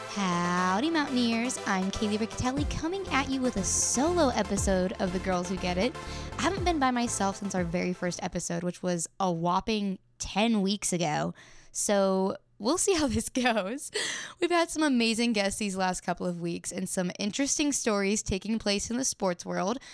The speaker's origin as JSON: {"language": "English", "town": "Elkins", "region": "West Virginia", "country": "United States", "tie": "born or raised there", "said": "in my hometown of Elkins, West Virginia"}